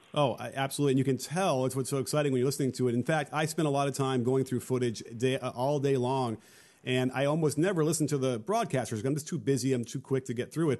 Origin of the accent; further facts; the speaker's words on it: Chicago, Illinois, United States; I grew up in Chicago